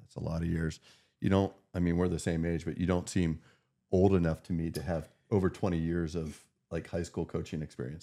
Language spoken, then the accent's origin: English; Meadville, Pennsylvania, United States; now in Erie, United States; my hometown community